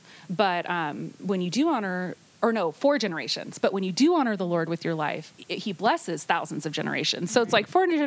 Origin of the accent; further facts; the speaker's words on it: Bay Area, California, United States; now in Nevada, United States; I was born in the Bay Area